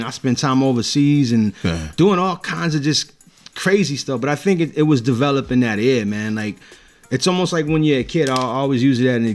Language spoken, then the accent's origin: English; Houston, Texas, United States; now in Philadelphia, United States